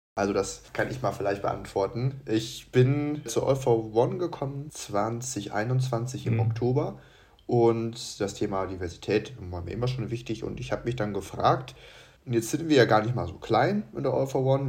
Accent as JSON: {"language": "German", "town": "Munich", "region": "Bavaria", "country": "Germany", "said": "bin aus München, also aus Bayern"}